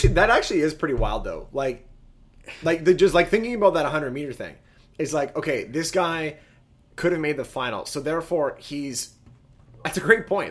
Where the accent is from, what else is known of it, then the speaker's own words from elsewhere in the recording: Canada; as a Canadian soccer player